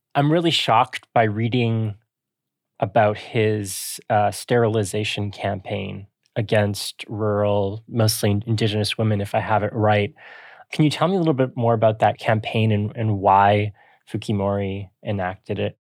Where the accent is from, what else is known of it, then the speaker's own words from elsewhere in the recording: Canada; we are Canadian, but even here in Canada